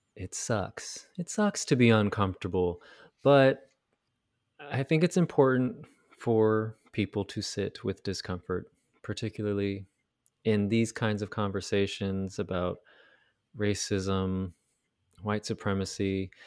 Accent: United States; America, our country

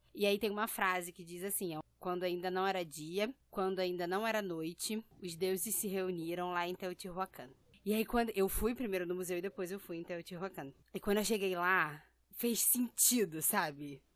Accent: Brazil; also born or lived in Rio de Janeiro; eu nasci no Brasil

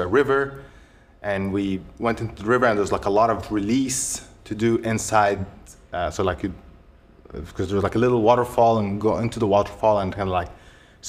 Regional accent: Egypt; moved away; also born or lived in United States; I grew up in Egypt

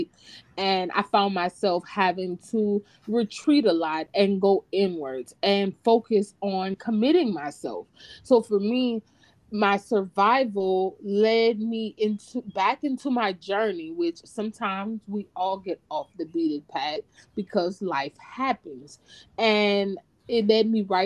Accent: Opelousas, Louisiana, United States; moved away as an adult; now in Texas, United States; we're originally from the South, Louisiana specifically. You can probably hear it in our voices

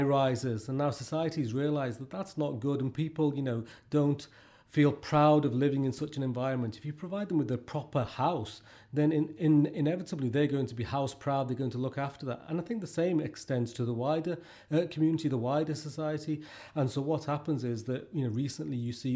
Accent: Liverpool, North West England, United Kingdom; I grew up in Liverpool in the 80s

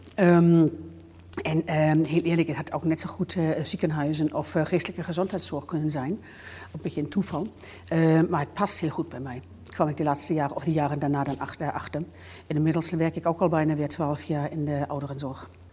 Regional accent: Bavaria, Germany; accent: German; Dutch is a second language; moved away as an adult; also born or lived in Hamburg; now in Netherlands; ik ben in Duitsland opgegroeid, in Bayern, heuvelig

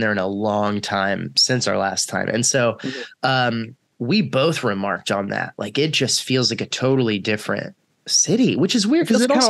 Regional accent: Texas, United States; also born or lived in Winston-Salem, North Carolina; now in California, United States; I'm from Texas, which is a state that is gigantic, and it is like, it is regionally very different.

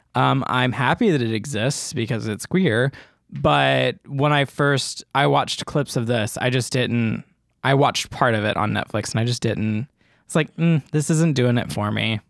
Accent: the South, United States; I'm from the South

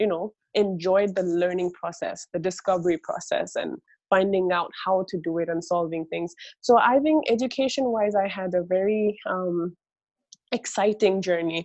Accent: Singapore; also born or lived in Bangladesh; I was born in Bangladesh, and that's where my grandparents and my extended family still lives in right now. And my parents migrated to Singapore. So, you know, we're like the first generation immigrant family. And they moved to Singapore when I was about 4 or 5 years old. Right. So I grew up I only remember mostly about growing up in Singapore

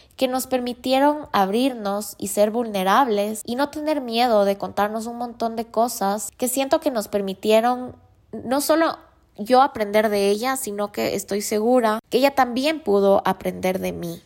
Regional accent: Ecuador; como ecuatorianos tenemos la misión de dar a conocer lo lindo que es nuestro país

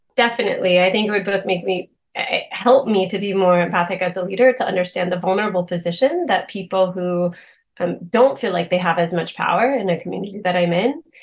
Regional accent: Boston, Massachusetts, United States; moved away as an adult; also born or lived in Austin, Texas; I'm originally from the Boston area

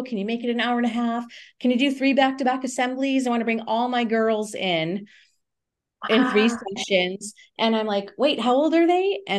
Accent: New England, United States; I would love to get to the East Coast. I'm from New England.

